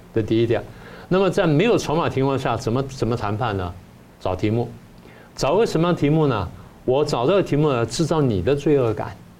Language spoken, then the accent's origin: Chinese; Taiwan; 对我们台湾来说